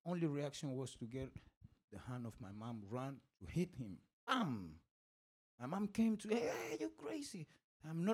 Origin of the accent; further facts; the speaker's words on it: Madrid, Community of Madrid, Spain; English is a second language; also born or lived in Senegal / Equatorial Guinea; I grew up in Spain since the age of 3, which make me be today an Afro-Spanish citizen